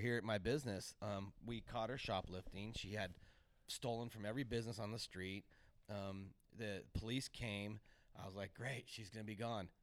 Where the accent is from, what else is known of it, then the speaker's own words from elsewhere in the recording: Santa Cruz, California, United States; when I was growing up in Santa Cruz, you could have a service oriented job